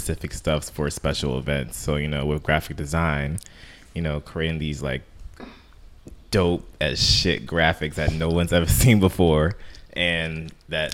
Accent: Maryland, United States; I'm from Maryland

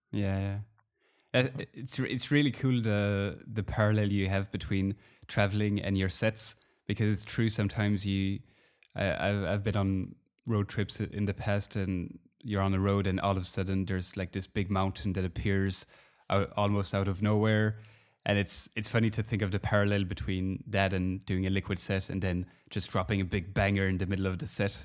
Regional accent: Belgium; I'm from Belgium

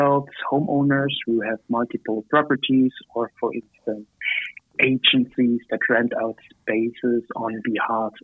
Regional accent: near Dresden, Saxony, Germany; moved away as an adult; now in Berlin, Germany; I'm from Germany, close to the beautiful city of Dresden. But I'm actually living in Berlin right now

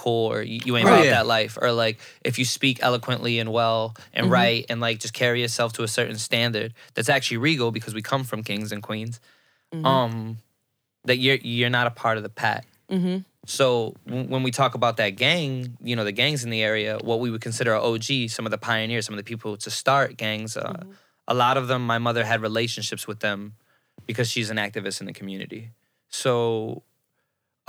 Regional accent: Chicago, Illinois, United States; growing up in Chicago, like, gang culture is a part of the neighborhood

